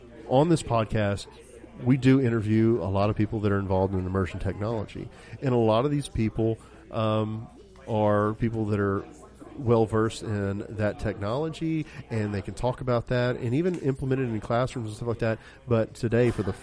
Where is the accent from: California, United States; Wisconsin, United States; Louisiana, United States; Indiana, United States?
Louisiana, United States; South; I'm from South Louisiana